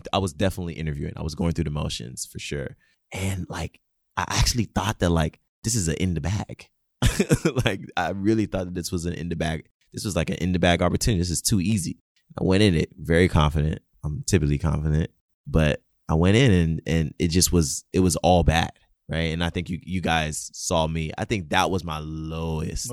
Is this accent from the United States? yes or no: no; Nigeria; moved away; growing up in Nigeria